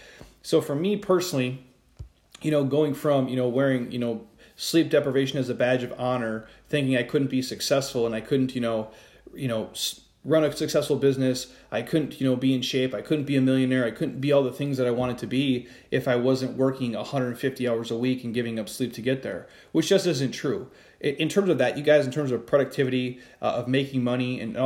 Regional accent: Midwest, United States; I'm from the Midwest

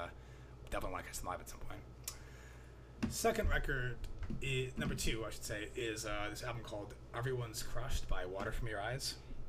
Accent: the South, United States; grew up in the South, and there are a lot of the songs on here are really just harrowing tales from growing up in the South.

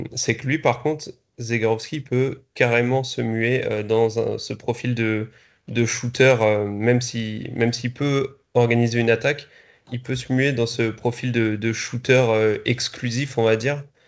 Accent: Strasbourg, Grand Est, France; en tant que Strasbourgeois

